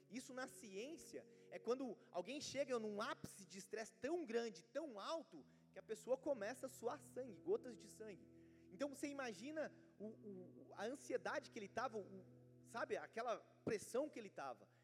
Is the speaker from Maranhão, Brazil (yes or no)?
no; Minas Gerais, Brazil; born there; now in São Paulo, Brazil; eu queria morar em Minas, eu queria, poxa, Deus, eu tenho, eu amo aquela cidade onde eu nasci, eu queria voltar para lá, mas o Senhor me deixou aqui nessa cidade.